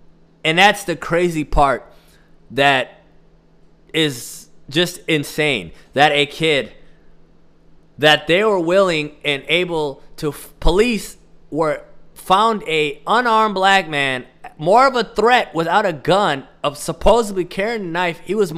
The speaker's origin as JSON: {"language": "English", "region": "Midwest", "country": "United States", "said": "I am from the Midwest."}